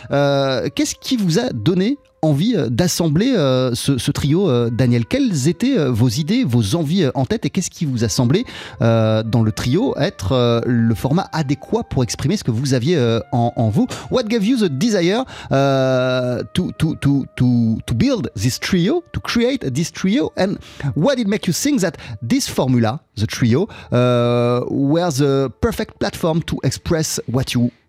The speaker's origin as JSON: {"language": "French", "country": "Spain", "tie": "born or raised there", "said": "Eux, ils venaient de Cuba, moi j'arrivais des États-Unis, même si j'ai grandi en Espagne évidemment"}